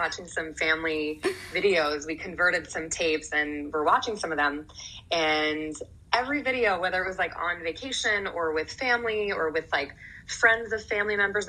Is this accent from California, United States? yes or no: no; New Jersey, United States; also born or lived in San Francisco / Manhattan; We lived in Manhattan a little bit, moved to New Jersey, and I grew up in New Jersey ever since